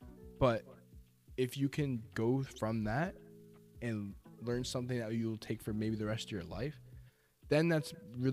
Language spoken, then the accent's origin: English; Storrs, Connecticut, United States; I grew up in Storrs